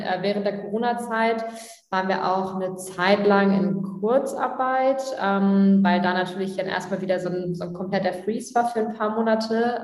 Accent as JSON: {"language": "German", "town": "Tastrup", "region": "Schleswig-Holstein", "country": "Germany", "tie": "born or raised there", "said": "Tastrup heißt das. Das sind so 400, 500 Einwohner. Ähm, das ist so fünf Kilometer vor Flensburg. Und ähm, genau, wir sind wirklich so zusammen in die Krabbelgruppe, Kindergarten"}